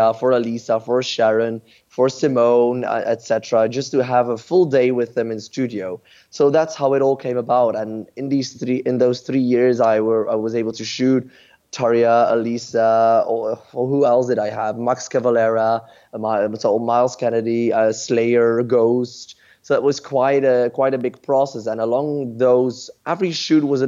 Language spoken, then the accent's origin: English; Ghent, Flanders, Belgium; my hometown of Ghent in Belgium.